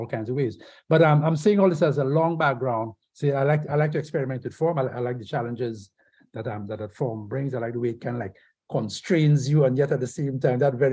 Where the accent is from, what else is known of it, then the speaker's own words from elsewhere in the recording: Castries, St. Lucia; also born or lived in Jamaica; 42 Chisel Street is the first house that I grew up in Castries, St. Lucia